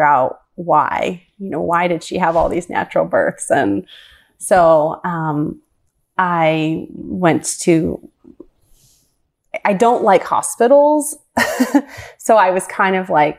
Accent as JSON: {"language": "English", "town": "Ravenna", "region": "Ohio", "country": "United States", "tie": "born or raised there", "also_born_or_lived": "Cuyahoga Falls, Ohio", "said": "the town that I grew up in until I was around 11 was called Ravenna, which is very close to Kent State College"}